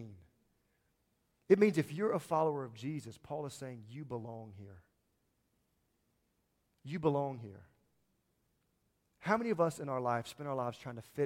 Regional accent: Louisiana, United States; moved away as an adult; now in Kentucky, United States; I'm from Louisiana

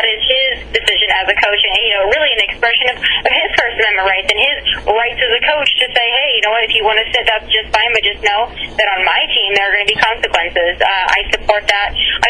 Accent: United States; as an American

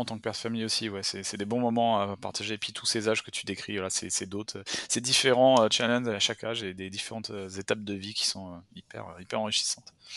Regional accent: France; now in Canada; en tant que Français

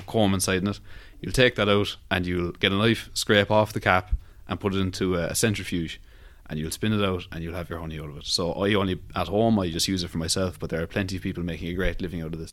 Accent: Cork, Munster, Ireland; I'm from Rochestown in Cork City

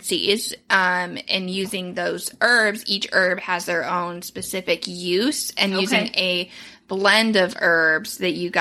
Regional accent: United States; we're American

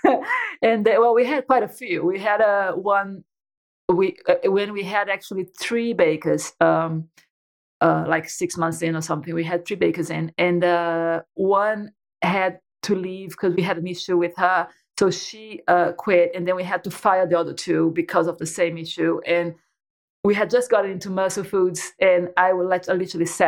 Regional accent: Brazil; moved away as an adult; now in United Kingdom; I'm Brazilian. So I was born and raised in Brazil.

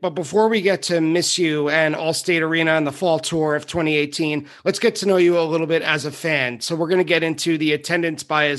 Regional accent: Long Island, New York, United States; I live in New York and I grew up right near the Coliseum

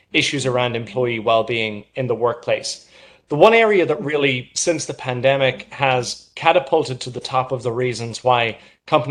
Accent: Ireland; moved away as an adult; now in New York, United States; I'm from Ireland. I moved to New York in September of last year

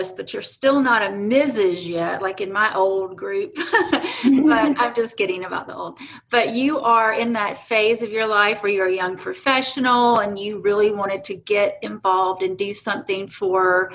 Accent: United States; I'm from the United States

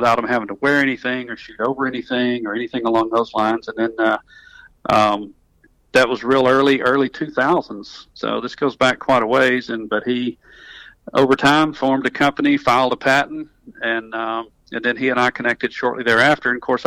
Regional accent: North Alabama, United States; accent: southern; I'm from North Alabama, so I'm a North Alabama guy. I catch a little grief about my southern accent as I travel around the country

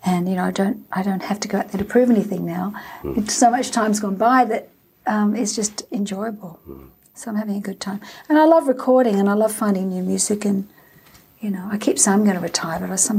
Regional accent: Australia; But singing at the Olympic Games in Australia, my home country, was quite an amazing experience and one I'll never forget.

